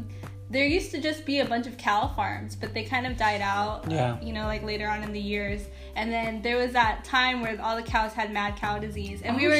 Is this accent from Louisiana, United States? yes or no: no; Chino, California, United States; I grew up in Chino. I grew up in Chino.